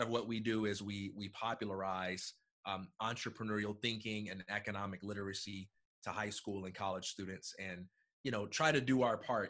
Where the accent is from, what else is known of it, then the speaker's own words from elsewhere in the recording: Chicago, Illinois, United States; I'm from Chicago, Illinois